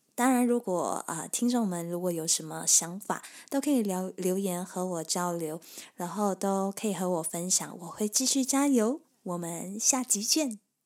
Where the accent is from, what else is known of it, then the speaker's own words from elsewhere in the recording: Kota Tinggi, Johor, Malaysia; 我出生于马来西亚，南部柔佛州的一个小地方。小地方就叫哥打丁仪，距离新加坡大概六十公里，一小时又十五分钟的车程